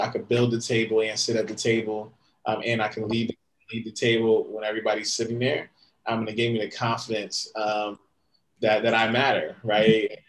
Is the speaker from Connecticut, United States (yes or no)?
yes; Connecticut, United States; also born or lived in Bronx, New York; now in New York, United States; I'm from Connecticut originally. Currently live in uh, the Bronx, New York